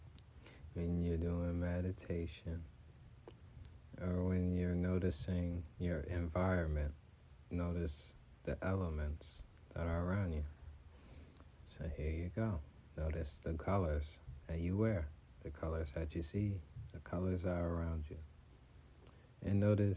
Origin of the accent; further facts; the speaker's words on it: Montclair, New Jersey, United States; I'm repping from North Jersey. That is Montclair.